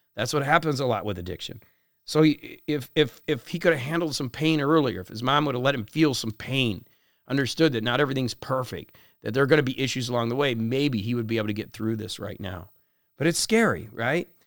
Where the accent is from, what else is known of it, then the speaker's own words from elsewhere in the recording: Parkland, Florida, United States; where I grew up in Parkland